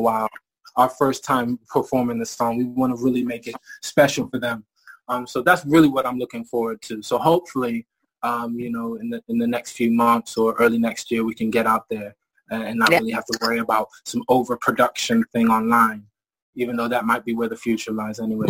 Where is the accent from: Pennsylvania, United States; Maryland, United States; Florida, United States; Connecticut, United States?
Maryland, United States; moved away as an adult; also born or lived in Bristol, England; now in England; I moved to America and I grew up in, in Maryland and graduated high school